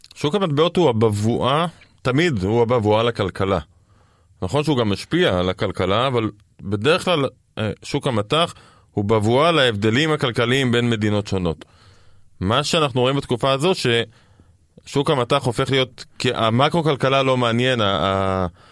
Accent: Israel

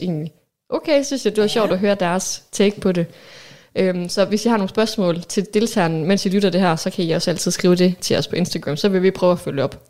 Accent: Aalborg, North Denmark Region, Denmark; født og opvokset her i Aalborg, hvor vi også sidder og optager

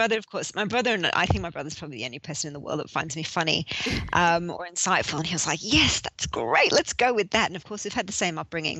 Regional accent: Sydney, New South Wales, Australia; moved away as an adult; also born or lived in London; When I moved back from London to Sydney

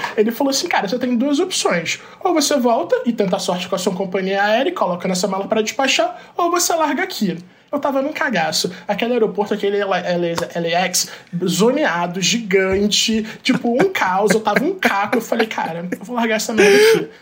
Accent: Brazil; como gay, como brasileiro

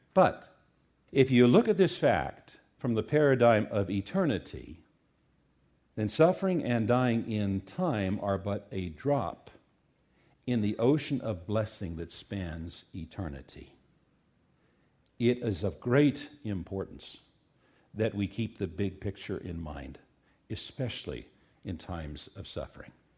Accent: United States; we as American Christians

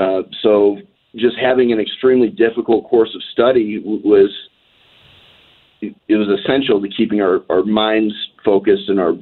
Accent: Cleveland, Ohio, United States; moved away as an adult; we grew up in Cleveland, and I enlisted straight out of high school.

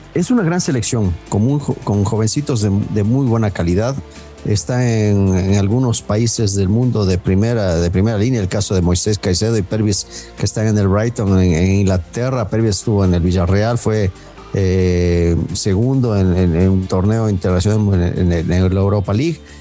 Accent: Ecuador

